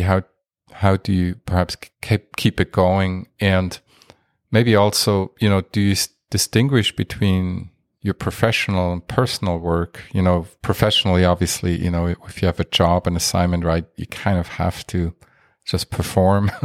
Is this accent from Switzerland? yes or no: yes; Basel, Basel-Stadt, Switzerland; moved away; I am from Switzerland originally